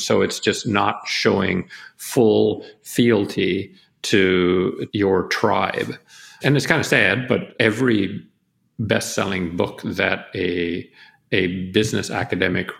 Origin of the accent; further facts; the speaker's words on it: Canada; my home country of Canada